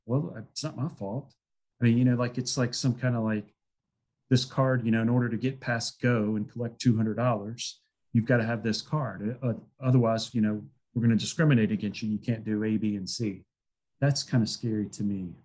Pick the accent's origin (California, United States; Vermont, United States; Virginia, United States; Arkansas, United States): Virginia, United States; Salem; went to school in my hometown where I'm now, Salem, Virginia